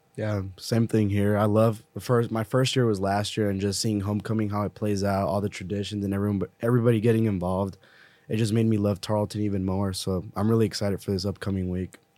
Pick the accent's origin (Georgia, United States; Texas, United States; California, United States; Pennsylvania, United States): Texas, United States; Eagle Pass; I'm a criminal justice major, uh, from Eagle Pass, Texas